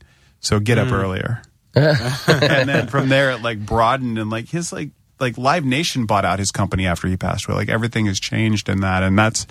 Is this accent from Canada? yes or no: no; Northern Virginia, United States; I'm from Northern Virginia